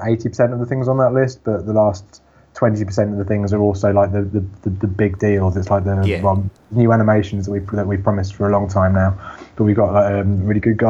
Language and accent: English; Bedford, East of England, United Kingdom; I grew up in Bedford. I grew up in a farm on the outskirts, in a little village down a very long road.